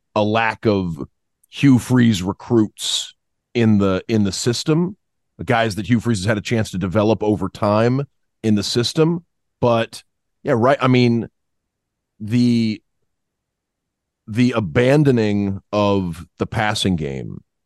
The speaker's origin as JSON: {"language": "English", "town": "Niceville", "region": "Florida", "country": "United States", "tie": "born or raised there", "also_born_or_lived": "Destin, Florida", "moved": "yes", "lives_now": "Auburn, United States", "said": "I'm from Niceville, because that's probably the one place I lived more than, than anywhere else growing up as a kid"}